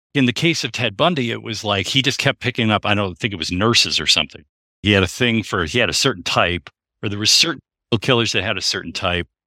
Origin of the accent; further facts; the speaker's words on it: Royal Oak, Michigan, United States; where we grew up in Royal Oak